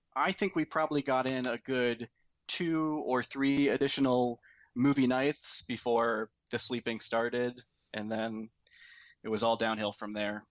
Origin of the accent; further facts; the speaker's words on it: Fort Wayne, Indiana, United States; moved away as an adult; now in Alabama, United States; we both grew up in Fort Wayne, Indiana.